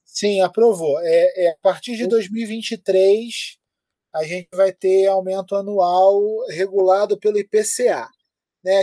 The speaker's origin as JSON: {"language": "Portuguese", "country": "Brazil", "said": "da onde você é? Que aí eu falava Brasil"}